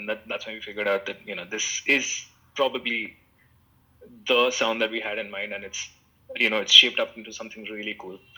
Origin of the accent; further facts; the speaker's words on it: Mumbai, Maharashtra, India; Satish was from Delhi, I was from Bombay.